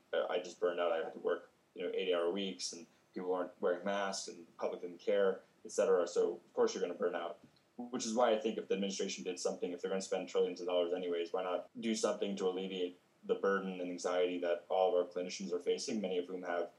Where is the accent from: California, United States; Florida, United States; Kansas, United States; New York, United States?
Florida, United States; moved away as an adult; now in Colorado, United States; I grew up in Florida, and now I live in the mountains because I love snowboarding so much.